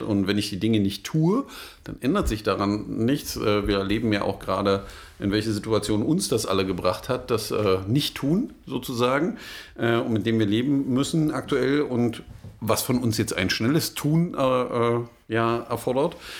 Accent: Germany

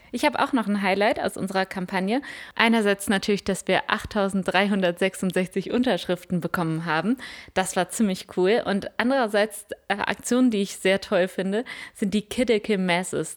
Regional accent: Münster, North Rhine-Westphalia, Germany; now in Rostock, Germany; Ich komme aus Münster

